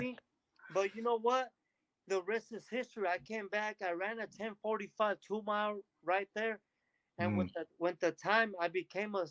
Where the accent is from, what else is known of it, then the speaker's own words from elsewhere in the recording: Delano, California, United States; I grew up in Delano, California